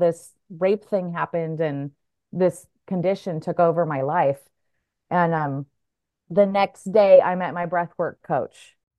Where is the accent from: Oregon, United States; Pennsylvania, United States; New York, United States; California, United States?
Oregon, United States; moved away as an adult; also born or lived in Santa Barbara; I'm from Oregon